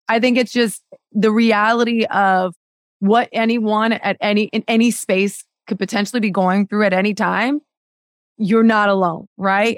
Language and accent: English; Miami, Florida, United States; I grew up in Miami and it's very much a, a Spanish, Spanish-speaking city and town